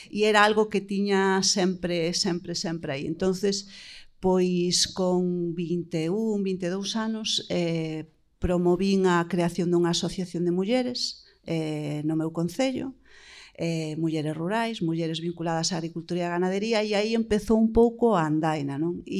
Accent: Mazaricos, Galicia, Spain; Eu que sí que son do rural, son de Mazaricos e son filla de Gandeira

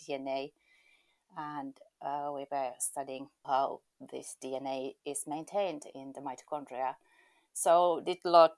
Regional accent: Eastern Finland, Finland; also born or lived in Helsinki, Finland; I was born in Helsinki, but I have lived nearly all my life in the eastern part of Finland.

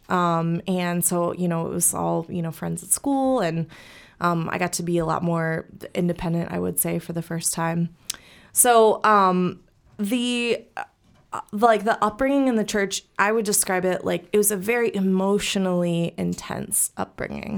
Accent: St. Louis, Missouri, United States; I was born and raised here in Saint Louis.

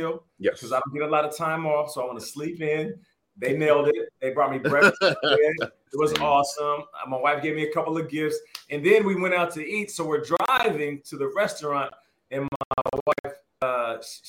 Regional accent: Seattle, Washington, United States; also born or lived in Canada; I got Canadian roots, Canadian passport, but I was raised in Seattle

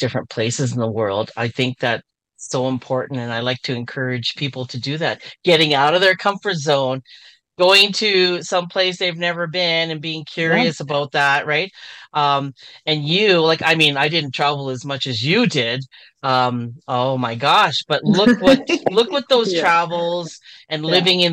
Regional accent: Canada; also born or lived in Philippines; I grew up in Canada for most of my life since I was a baby. So, and I've actually went to school in the Philippines too.

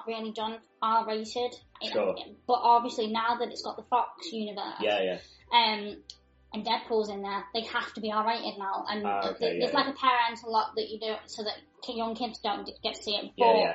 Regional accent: Chadderton, North West England, United Kingdom; also born or lived in Sheffield; now in Manchester, United Kingdom; I'm originally from Chadderton.

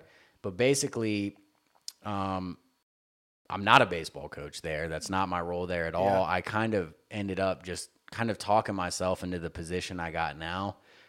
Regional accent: the South, United States; I mean, just growing up in the South, dude, it was …, …, …

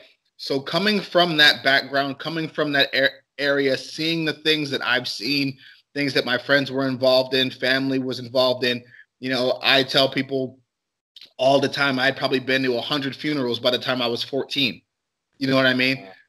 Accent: Cleveland, Ohio, United States; We have a saying in Cleveland, especially on the east side

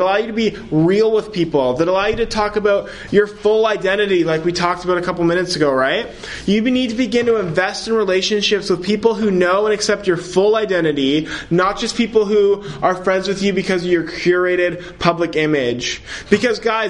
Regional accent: Ontario, Canada; I'm from Ontario, so social media is great because I can connect with family in different provinces

